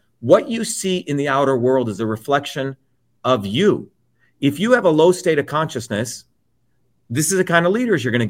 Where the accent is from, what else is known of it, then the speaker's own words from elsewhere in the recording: New Jersey, United States; also born or lived in India; those are the kinds of people I grew up with in New Jersey